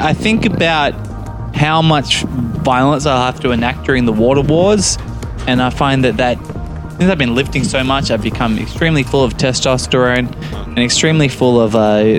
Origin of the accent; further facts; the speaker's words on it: Australia; now in Dubai, United Arab Emirates; as an Aussie